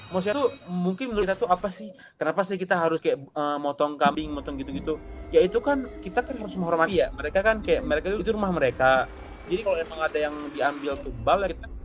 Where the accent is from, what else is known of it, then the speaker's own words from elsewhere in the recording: Aceh, Indonesia; bentar aku dari Aceh ya. Kayak dari Aceh enggak ada kayak yang basic aja sih